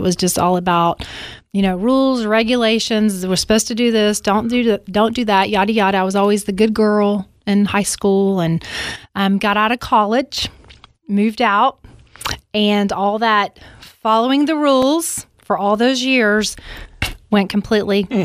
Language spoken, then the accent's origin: English; Alabama, United States; I grew up in Alabama